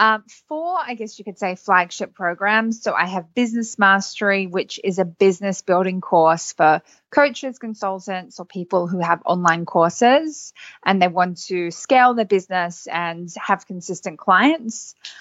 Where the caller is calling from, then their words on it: Sydney, New South Wales, Australia; I'm calling in from Sydney, Australia.